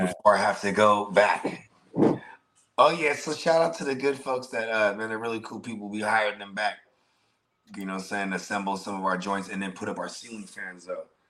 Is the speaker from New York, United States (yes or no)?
no; South Bay, California, United States; I'm from the South Bay, so like Santa Cruz wasn't that far from us.